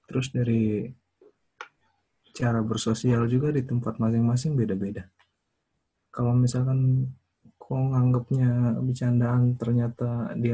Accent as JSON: {"language": "Indonesian", "region": "Papua", "country": "Indonesia", "moved": "as an adult", "said": "kita semua merantau dari Papua keluar kan emang tujuannya pengen jadi yang lebih baik lagi kan terus balik ke sana buat bangun daerah yang lebih baik kan"}